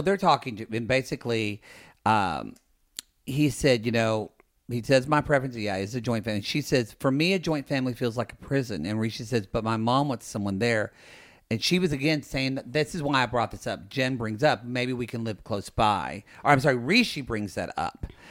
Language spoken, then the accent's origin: English; Ardmore, Oklahoma, United States; I'm from Ardmore, Oklahoma